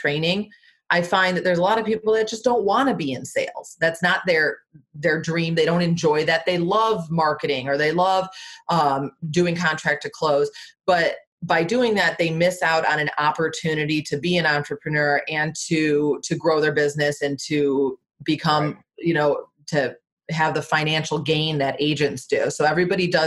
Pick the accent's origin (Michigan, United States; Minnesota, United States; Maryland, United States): Michigan, United States; moved away as an adult; also born or lived in Florida / Washington, D.C. metro area; now in Arlington, United States; I'm from Michigan originally, lived in Florida for 7 years, moved up to DC